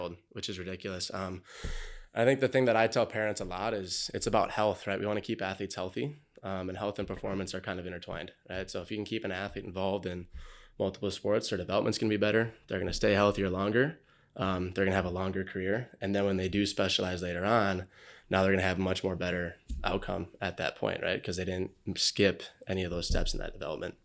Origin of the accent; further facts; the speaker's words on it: Montgomery, Minnesota, United States; I grew up in Montgomery, Minnesota.